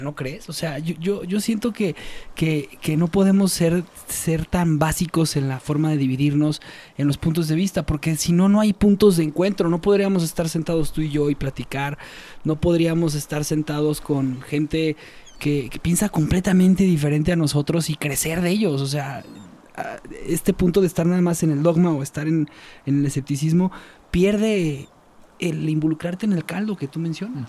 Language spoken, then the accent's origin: Spanish; Mexico; somos mexicanos